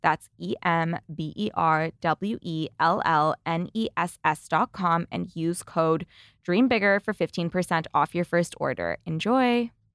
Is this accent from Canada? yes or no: yes; Canada; As a Canadian entrepreneur myself